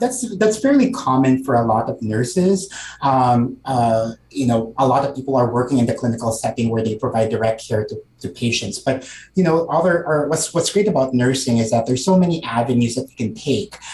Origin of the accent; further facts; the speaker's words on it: Calabarzon, Philippines; moved away as an adult; also born or lived in San Diego, California; now in California, United States; I'm a first generation Filipino immigrant. Um, I grew up in Cavite, which is you know an hour south of Manila, um, and my family moved to California when I was 18.